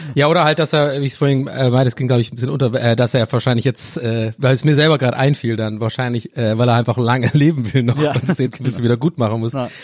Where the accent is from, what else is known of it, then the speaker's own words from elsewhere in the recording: Tübingen, Baden-Württemberg, Germany; bei uns in Tübinger um, äh, Umgebung